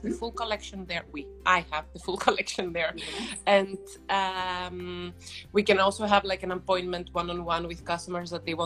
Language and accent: English; Athens, Attica, Greece; English is a second language; I'm originally from Greece, from mm-hmm. Athens. My mother is Dutch, but I was mm-hmm. raised quite